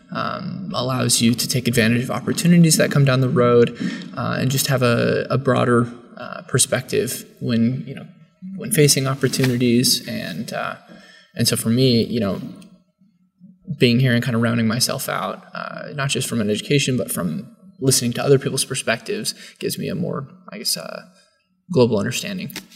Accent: San Jose, California, United States; now in Ohio, United States; From uh, San Jose, California, originally, uh, but most recently I've been living in, in Ohio for the last like four to five years

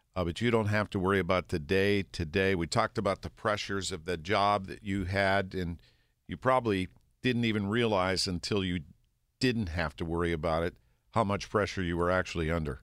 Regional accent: North Park, Pennsylvania, United States; I grew up near North Park, so that's my park

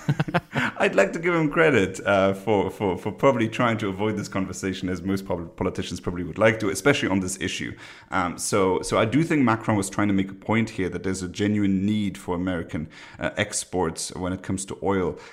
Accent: Luxembourg; I'm from Luxembourg, a very small country

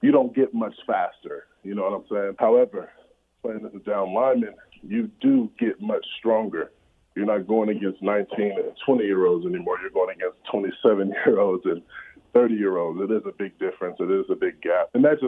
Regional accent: Compton, California, United States; It was pretty tough. You know, of course, we were, you know, a family in poverty.

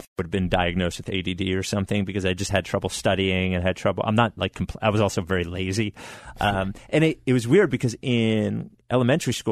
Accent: Brookhaven, Pennsylvania, United States; also born or lived in Glen Mills, Pennsylvania / Chicago; now in Philadelphia, United States; I grew up in Delaware County in Brookhaven, and then I moved to Glen Mills

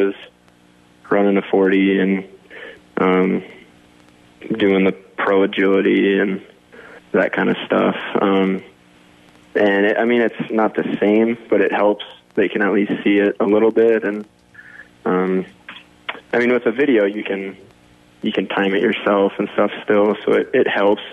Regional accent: Sioux Center, Iowa, United States; I grew up in Sioux Center the whole time

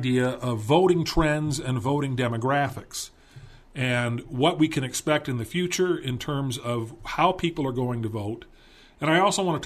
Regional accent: Calabasas, California, United States; I grew up in Calabasas, California

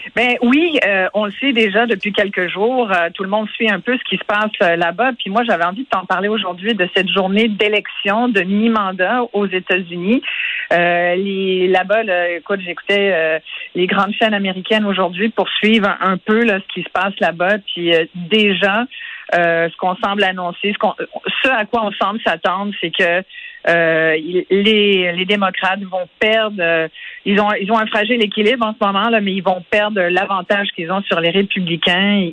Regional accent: Quebec, Canada

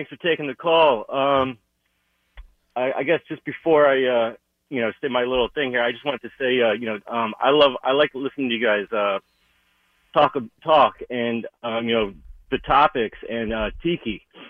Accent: Maryland, United States; you know, I came up here from Maryland, right? And I had to pick a team. All right. I'm in the tri-state area.

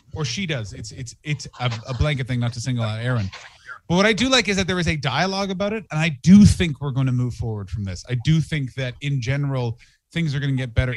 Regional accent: Ottawa, Ontario, Canada; moved away as an adult; also born or lived in Montreal / Toronto / England; now in Los Angeles, United States; I'm from Ottawa

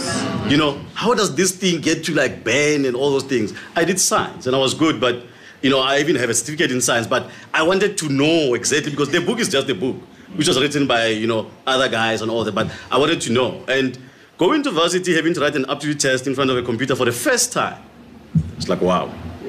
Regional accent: Mpumalanga, South Africa; So obviously, I mean, growing up in Mpumalanga, there was nothing. It's only a soccer field, 4 kilometers to school and back, looking after cattle and all that.

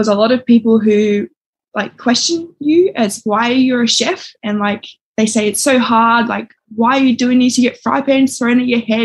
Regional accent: Sydney, New South Wales, Australia; moved away as an adult; now in Northern Territory, Australia; I grew up in Sydney, and then I moved to the Territory probably about 6 years ago.

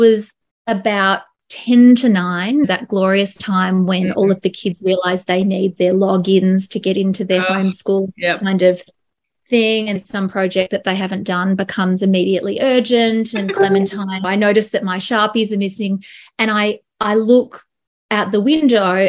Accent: Melbourne, Victoria, Australia; I am from Melbourne

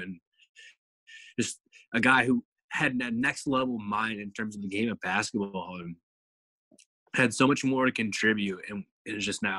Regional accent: Indiana, United States; moved away; the same thing that I did back in Indiana

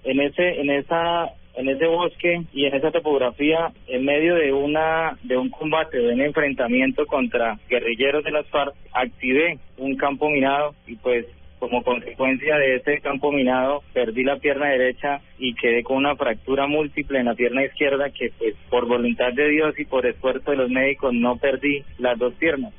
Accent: Bucaramanga, Santander, Colombia; also born or lived in Bogotá; pedí traslado para mi ciudad natal, que es acá Bucaramanga

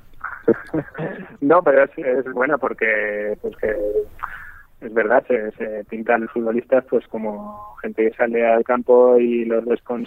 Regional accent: Castilla-La Mancha, Spain; moved away as an adult; now in China; yo jugaba al fútbol en mi pueblo, sí destacaba tal, en Castilla-La Mancha

